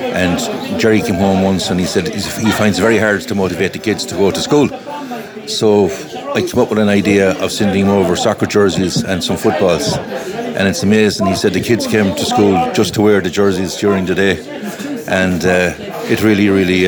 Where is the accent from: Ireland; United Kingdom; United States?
Ireland; Clare, Munster; I'm from Clare